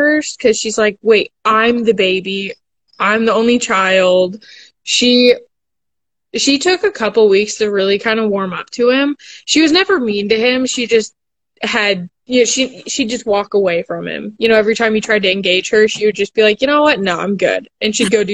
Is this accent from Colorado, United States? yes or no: yes; Lakewood, Colorado, United States; moved away as an adult; also born or lived in Montana; now in Kentucky, United States; I am originally from Denver. Well, right outside Denver, Lakewood, Colorado